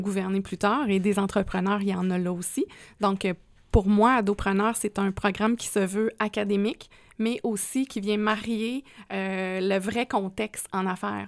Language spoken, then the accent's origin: French; Quebec, Canada; now in Quebec City, Canada; Moi, je suis un bleuet authentique.